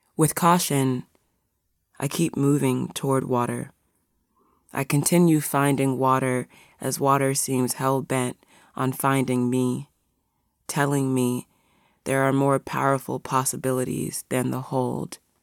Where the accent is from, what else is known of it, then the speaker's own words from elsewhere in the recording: near the Potomac River, Virginia, United States; moved away as an adult; I was born a few minutes from the Potomac River. Less than a month ago, I packed what I had and headed back to Virginia.